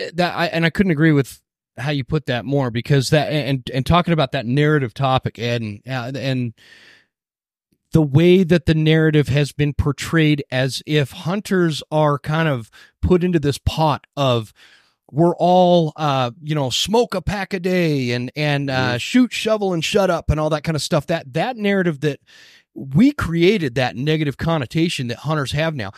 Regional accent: Utah, United States; also born or lived in Northwest Montana; now in North Idaho, United States; I grew up here in Utah

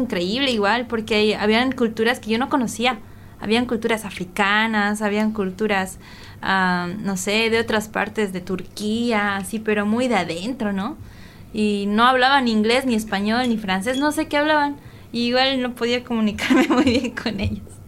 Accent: Bolivia; yo como boliviana

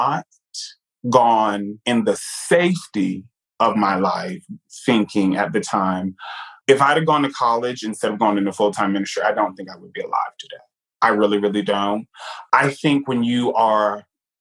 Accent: New York, United States; moved away; also born or lived in Virginia; Growing up in New York

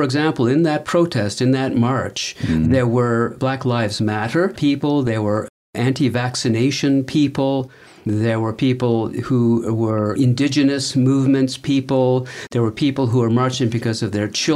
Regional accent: Canada; being a Canadian

